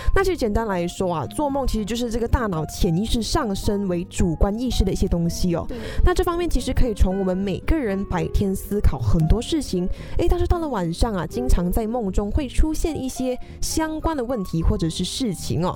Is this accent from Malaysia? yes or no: yes; Malaysia; now in Taiwan; 跟我们马来西亚人也是会在，诶，台湾很常会想要吃的食物